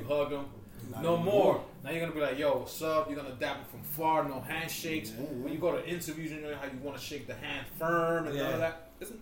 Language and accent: English; New York, United States; now in New Jersey, United States; I am a New Yorker. I grew up was born and raised in fucking New York.